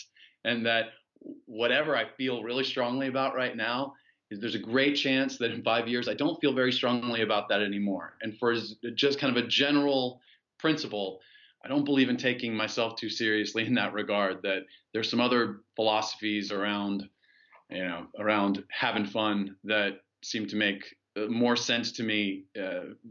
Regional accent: United States; moved away as an adult; also born or lived in China; being an American citizen

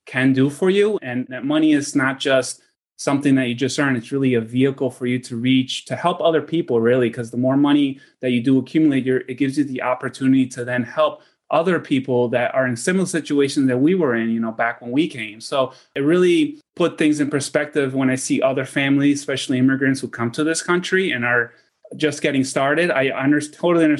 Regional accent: New York City, New York, United States; also born or lived in Argentina; my family, we emigrated from Argentina back in the late 80s to New York City, and that's kind of like where we settled.

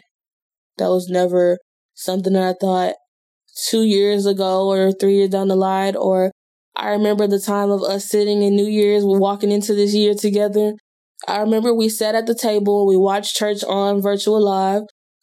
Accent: Houston, Texas, United States; moved away; H-Town. That is my hometown

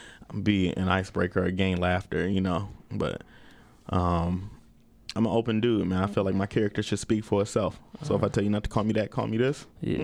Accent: Maple Heights, Ohio, United States; moved away as an adult; now in Phoenix, United States; I'm just the a regular neighborhood guy. I'm from Maple Heights, Ohio.

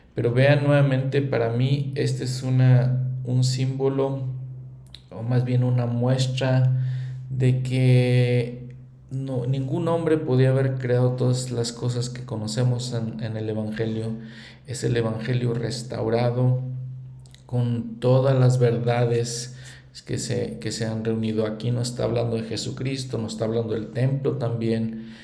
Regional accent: Mexico; como mexicano, para mí el libro de Mormón me enseña muchas cosas

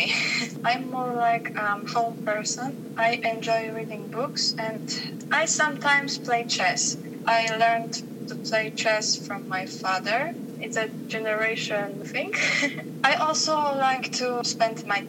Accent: Poland; I'm from Poland

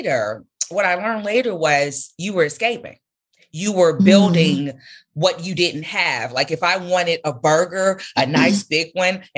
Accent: Chicago, Illinois, United States; I grew up in the Englewood community on Chicago's South Side

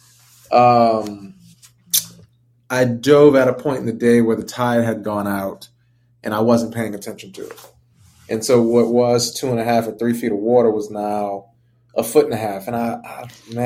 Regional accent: New Orleans, Louisiana, United States; growing up in New Orleans

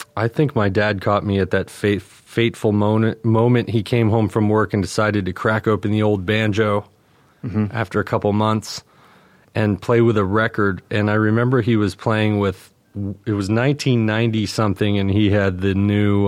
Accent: North Carolina, United States; also born or lived in New Jersey; I was born in New Jersey to a family of Yankees, and I grew up down south in North Carolina

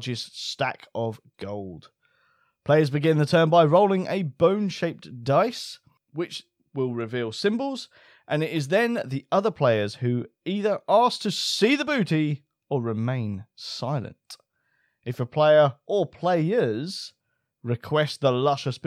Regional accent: United Kingdom

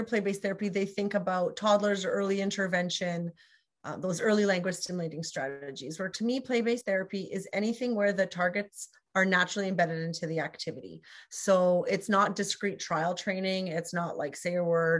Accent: Canada; We're both Canadian SLPs

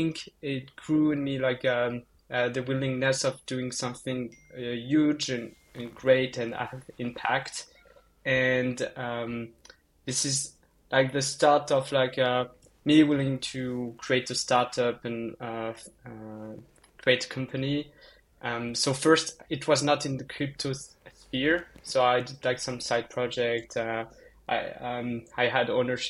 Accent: countryside in southwest France, France; moved away as an adult; now in Paris, France; I'm from like the countryside, like in the middle of nowhere in France

